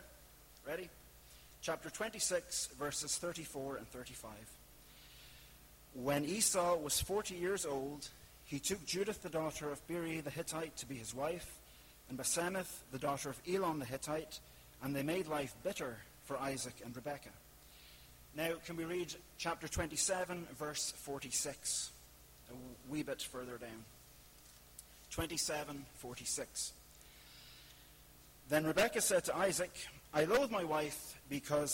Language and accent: English; Ireland; I'm from the Republic.